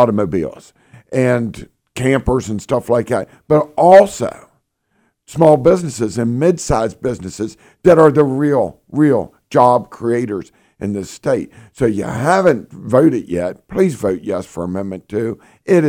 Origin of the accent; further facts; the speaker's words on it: Eastern Panhandle, West Virginia, United States; I'm from the Eastern Panhandle